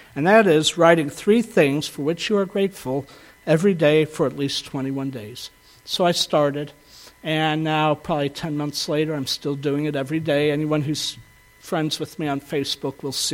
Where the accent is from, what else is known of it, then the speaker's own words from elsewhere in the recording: the South, United States; I grew up in the South